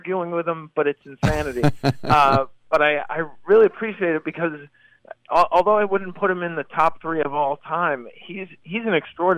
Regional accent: Massachusetts, United States; my hometown, actually, of Massachusetts

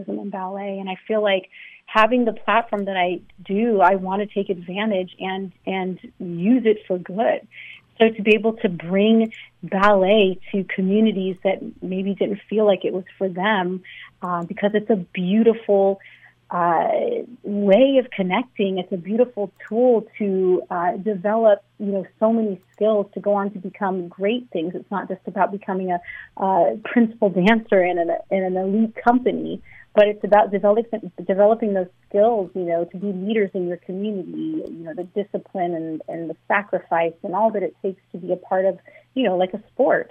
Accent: Los Angeles, California, United States; I grew up in Los Angeles

